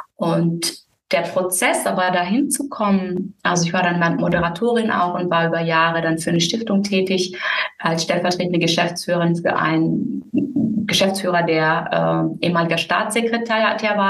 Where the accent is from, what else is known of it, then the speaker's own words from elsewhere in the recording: Müllheim, Baden-Württemberg, Germany; moved away as an adult; also born or lived in Berlin; now in Algarve, Portugal; ich bin in Müllheim mit Doppel-L aufgewachsen